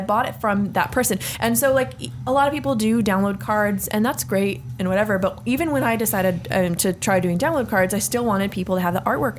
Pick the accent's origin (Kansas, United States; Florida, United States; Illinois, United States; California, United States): California, United States; San Jose; we were born and raised in Willow Glen, California